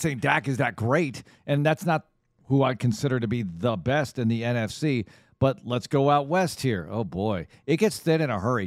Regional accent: Netherlands; moved away; I'm from the Netherlands

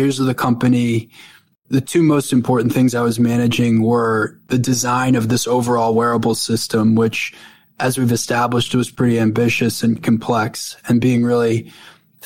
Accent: North Shore of Long Island, New York, United States; I grew up on the North Shore of Long Island.

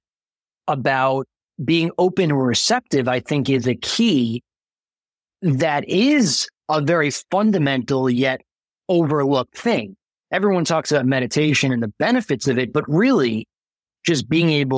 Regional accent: Long Island, New York, United States; I grew up in Long Island

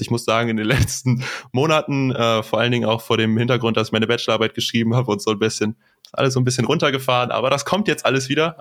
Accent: Neuss, North Rhine-Westphalia, Germany; moved away as an adult; now in Aachen, Germany; aus Neuss oder der Nähe von Neuss, besser gesagt

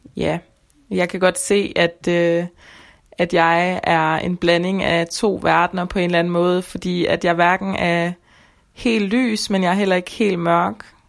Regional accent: Denmark; Jeg føler, at jeg rigtig kommer fra Danmark

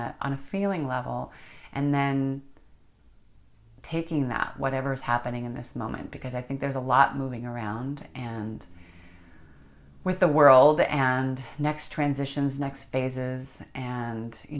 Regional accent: United States; being an American, we're all immigrants

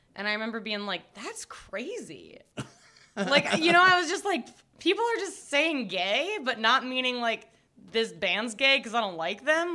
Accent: Cobb County, suburbs of Atlanta, Georgia, United States; I grew up in Cobb County

